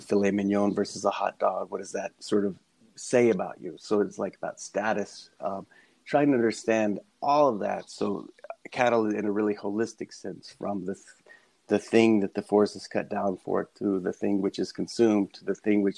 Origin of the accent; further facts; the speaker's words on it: Texas, United States; moved away; I grew up in Texas